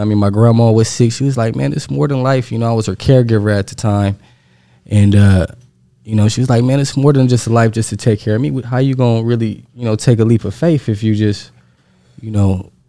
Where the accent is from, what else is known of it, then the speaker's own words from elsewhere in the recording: Stockton, California, United States; I'm from Stockton, California, about 40 minutes from Oakland.